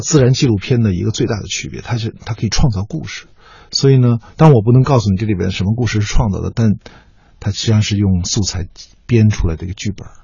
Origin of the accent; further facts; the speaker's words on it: China; 我们中国人真的相